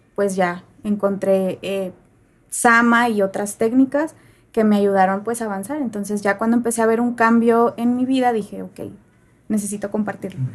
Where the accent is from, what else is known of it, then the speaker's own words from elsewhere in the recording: Saltillo, Coahuila, Mexico; yo pues nací aquí en Saltillo